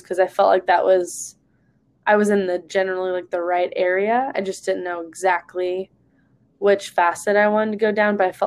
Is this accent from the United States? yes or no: yes; Long Beach, California, United States; I am from Long Beach, California, so right up the freeway